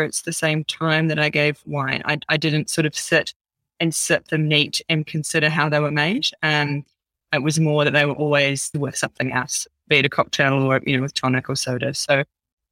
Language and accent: English; New Zealand; I'm a Kiwi girl through and through.